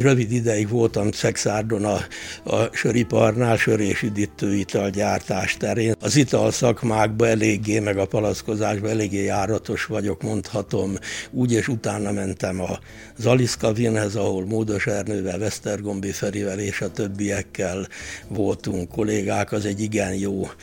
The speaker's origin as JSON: {"language": "Hungarian", "town": "Várdomb", "region": "Tolna", "country": "Hungary", "tie": "born or raised there", "also_born_or_lived": "Szekszárd / Gyöngyös", "said": "Várdomban, a szomszéd faluban, ahol születtem"}